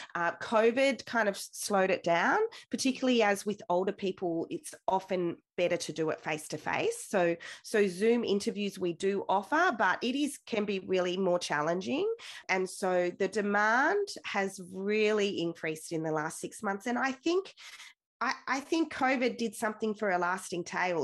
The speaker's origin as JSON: {"language": "English", "town": "Wagga Wagga", "region": "New South Wales", "country": "Australia", "tie": "born or raised there", "said": "So I grew up in Wagga Wagga, right in the center of town."}